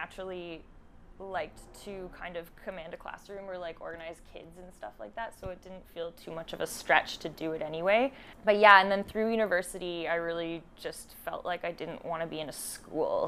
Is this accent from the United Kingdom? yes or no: no; Ajax, Ontario, Canada; moved away as an adult; now in Montreal, Canada; I'm from Canada. I grew up in Ontario.